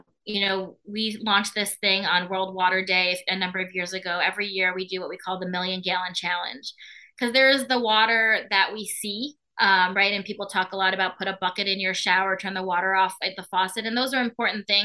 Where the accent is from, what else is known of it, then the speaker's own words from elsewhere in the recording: California, United States; now in Skokie, United States; I grew up in California under drought conditions